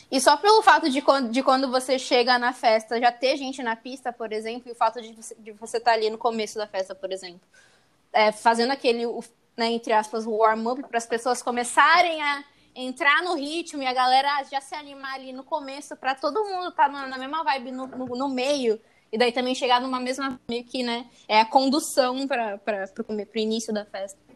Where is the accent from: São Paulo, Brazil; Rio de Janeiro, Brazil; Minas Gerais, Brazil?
São Paulo, Brazil; interior of; now in Santos, Brazil; eu sou do interior de São Paulo, querendo, eu moro em Santos, mas eu sou do interior na minha cidade